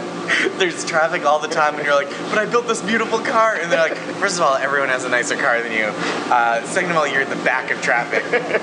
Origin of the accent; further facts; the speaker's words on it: Stoneham, Massachusetts, United States; I'm from the Boston area, from the suburbs, Stoneham, Massachusetts.